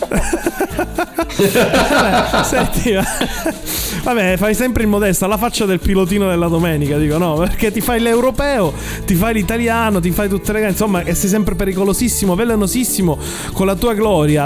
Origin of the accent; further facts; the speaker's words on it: Sicily, Italy; io da siciliano